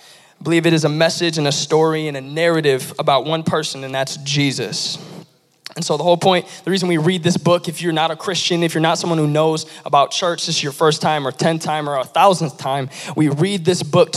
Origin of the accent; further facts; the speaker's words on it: Lansing, Michigan, United States; the Lansing area. I was born and raised here